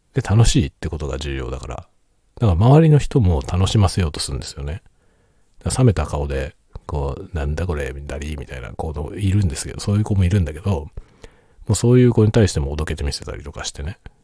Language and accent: Japanese; Tokyo, Japan; now in Hokkaido, Japan; 僕はもともと東京人なので、東京に住んでた時